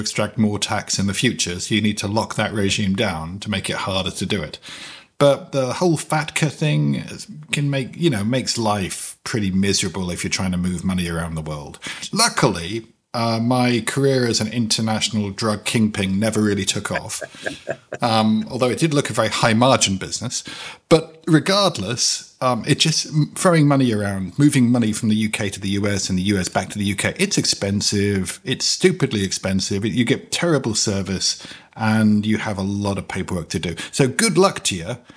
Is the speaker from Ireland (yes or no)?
no; United Kingdom; now in United States; I'm a British citizen, but I live in the United States.